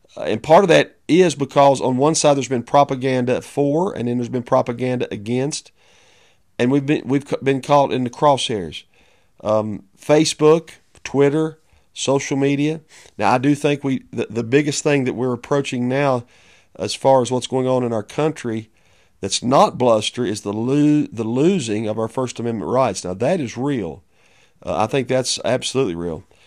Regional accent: United States; as a pastor of a church, as an American

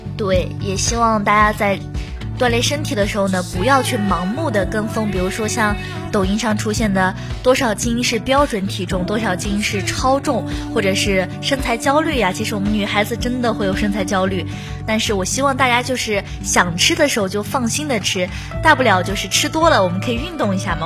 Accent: China; 我们生在这个中国这个非常和平的城市

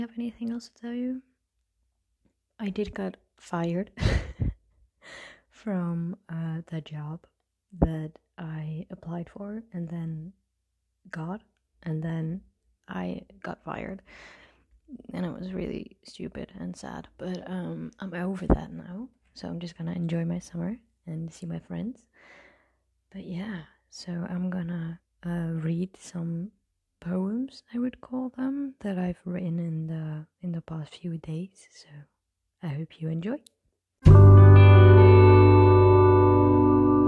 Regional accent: Netherlands; I'm from the Netherlands

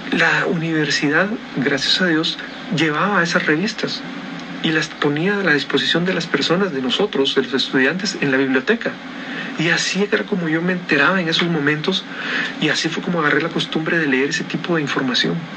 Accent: Guatemala; estoy en Guatemala, Centroamérica

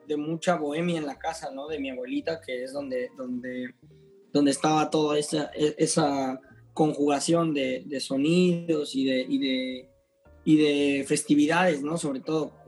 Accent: Juchitán, Oaxaca, Mexico; now in Mexico City, Mexico; soy un guitarrista y compositor de la ciudad de Cuchitán, Oaxaca, soy oaxaqueño, radicado en Ciudad de México, este, desde hace muchos años

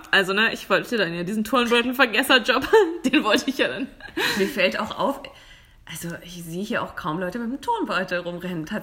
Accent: Germany; moved away; bei uns in Deutschland

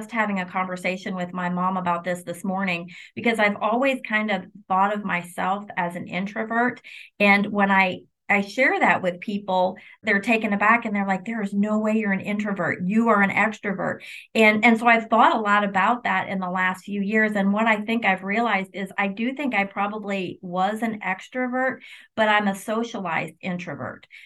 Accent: Illinois, United States; also born or lived in New York / Kentucky; I grew up in, I was born in New York, grew up in Illinois, and then spent 20 years of my legal career in Kentucky.

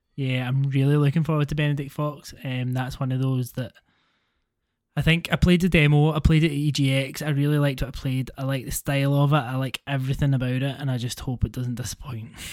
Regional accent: Scotland, United Kingdom; accent: Scottish; my Scottish accent compared to many Scottish accents really isn't that bad.

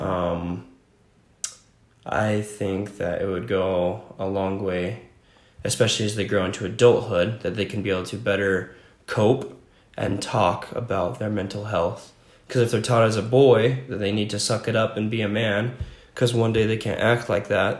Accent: Franklin, Virginia, United States; also born or lived in Roosevelt, Utah; now in Utah, United States; I grew up mostly in small town called Franklin, Virginia

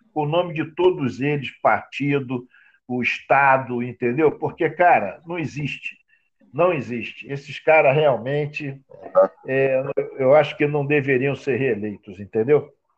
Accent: Rio de Janeiro, Brazil; nós que somos do Rio de Janeiro

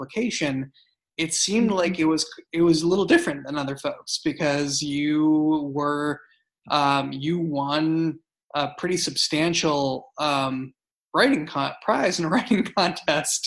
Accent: United States; as an American

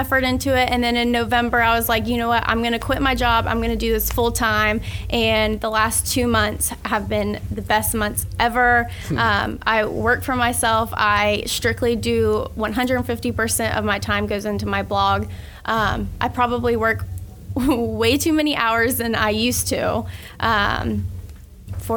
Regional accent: Keystone Heights, Florida, United States; I grew up in Keystone Heights. I'm still there.

